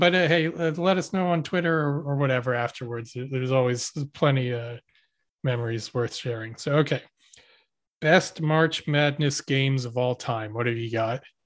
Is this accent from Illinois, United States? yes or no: no; Philadelphia area, Pennsylvania, United States; we're from the Philly area